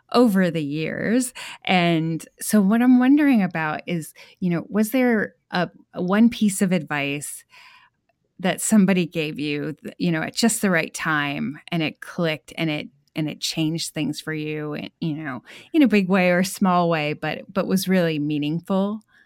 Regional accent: New England, United States; now in Texas, United States; I grew up in New England, and now I live in Texas

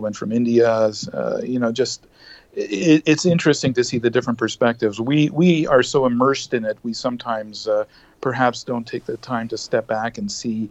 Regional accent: Canada; as a Canadian aviation journalist and a proud Canadian and as well a Canadian taxpayer

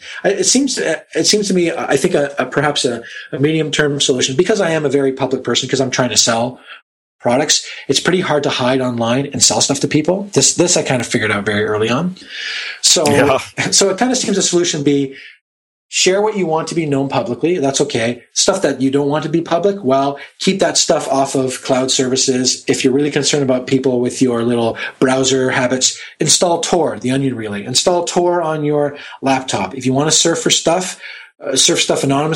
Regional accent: Canada; being Canadian

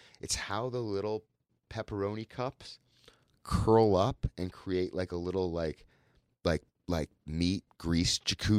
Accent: Toronto, Ontario, Canada; I grew up in Toronto, Duff's, yeah.

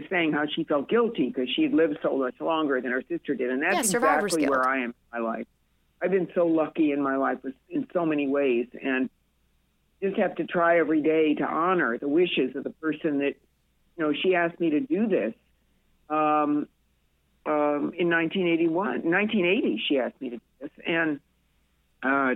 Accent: Peoria, Illinois, United States; now in Florida, United States; we had a great life in Peoria growing up.

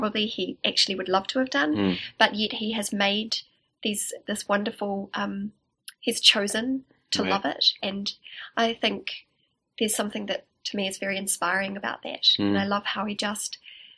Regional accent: Upper Hutt, Wellington, New Zealand; also born or lived in Gisborne; I grew up in Upper Hutt, and I went to school in Lower Hutt

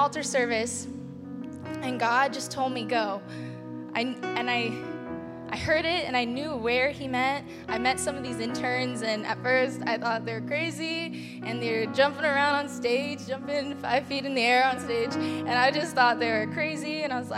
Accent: San Diego, California, United States; moved away as an adult; I'm actually from San Diego. I moved here about a year and a half ago now

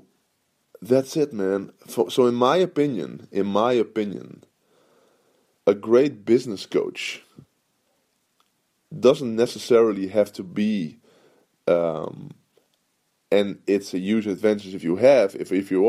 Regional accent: Netherlands; I'm from Holland

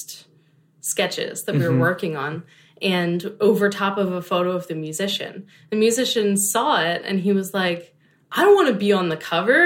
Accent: Philadelphia, Pennsylvania, United States; moved away; suburb outside of Philadelphia

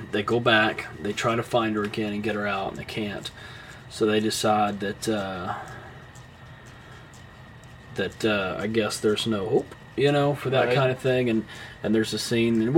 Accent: Southern United States, United States; accent: Southern; my Southern accent

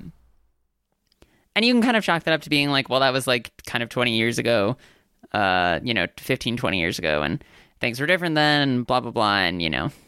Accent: United States; I am a Korean American. I'm Asian American.

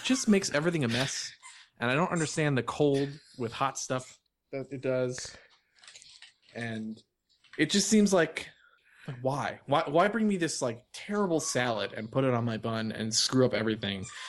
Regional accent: New York, United States; I'm from New York and I'm Jewish and grew up on this stuff

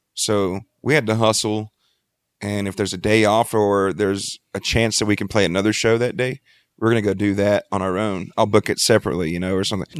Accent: Freeport, Texas, United States; I grew up in Freeport, Texas

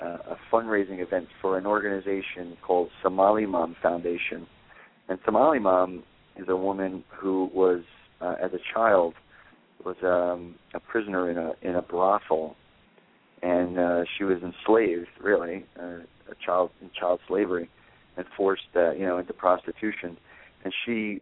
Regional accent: New Jersey, United States; I'm from New Jersey, and all my guys are from Brooklyn

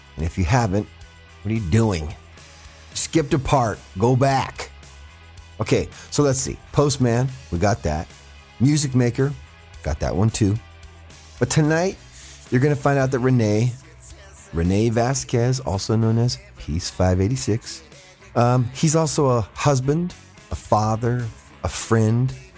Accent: Fresno, California, United States; my hometown of Fresno

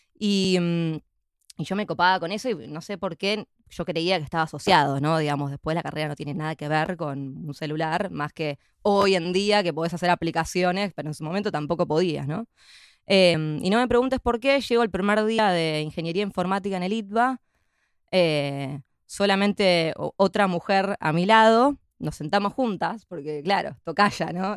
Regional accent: San Isidro, Buenos Aires Province, Argentina; also born or lived in Palermo, Buenos Aires; nací en Argentina, en, Buenos Aires. Eh, soy de, San Isidro

